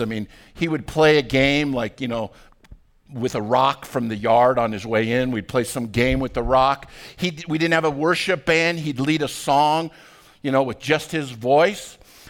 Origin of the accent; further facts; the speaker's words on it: Arvada, Colorado, United States; When I was growing up in Arvada, I went to high school at Arvada High School